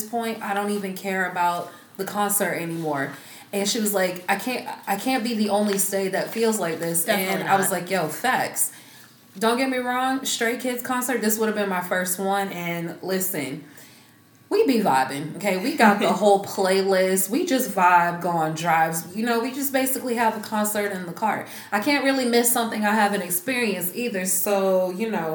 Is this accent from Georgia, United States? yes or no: yes; Georgia, United States; moved away; I'm originally from Georgia